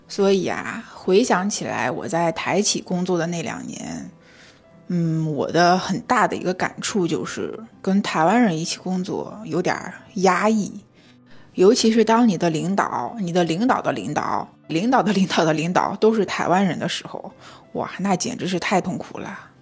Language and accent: Chinese; China; 我们大陆人民